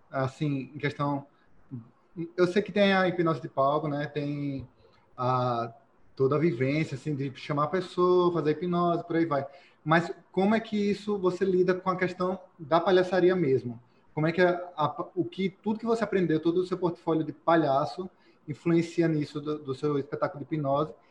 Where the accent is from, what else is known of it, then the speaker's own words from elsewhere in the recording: Aracaju, Sergipe, Brazil; sou aqui de Aracaju, Sergipe.